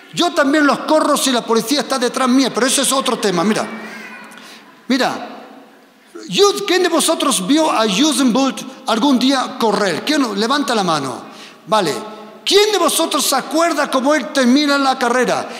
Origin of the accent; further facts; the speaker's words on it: Germany; also born or lived in Spain; yo soy español, pero me he crecido en Alemania